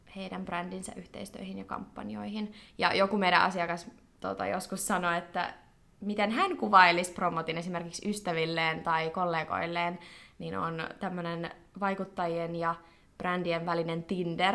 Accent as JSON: {"language": "Finnish", "country": "Finland", "also_born_or_lived": "United States", "moved": "as an adult", "said": "kun tulin takaisin Suomeen ja tein lukion tämän loppuun"}